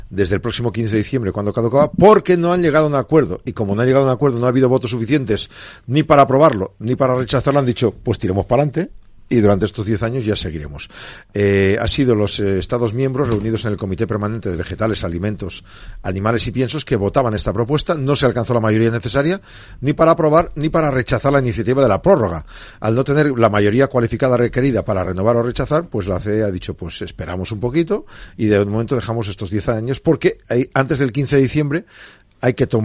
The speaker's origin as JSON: {"language": "Spanish", "town": "Burgos", "region": "Castile and León", "country": "Spain", "said": "en mi tierra, en Burgos"}